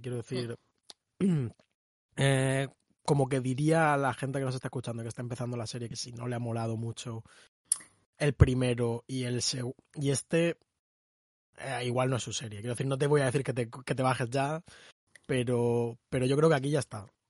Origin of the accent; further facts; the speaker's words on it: Spain; español no estadounidense